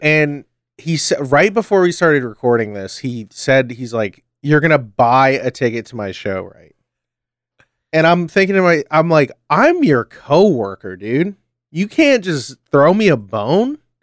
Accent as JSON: {"language": "English", "country": "United States", "said": "I'm American"}